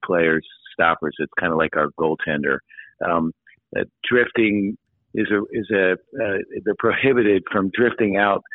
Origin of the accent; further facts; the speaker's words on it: Philadelphia, Pennsylvania, United States; I grew up in Philadelphia